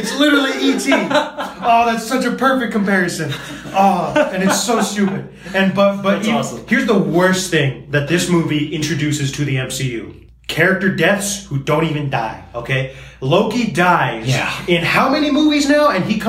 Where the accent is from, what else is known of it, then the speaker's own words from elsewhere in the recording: Brooklyn, New York, United States; I'm from Brooklyn. Just a kid from Brooklyn.